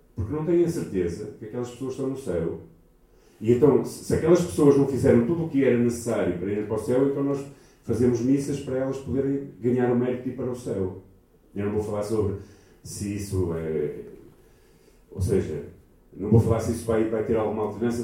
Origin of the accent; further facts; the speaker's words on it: Portugal; Nós somos portugueses e os portugueses são muito pessimistas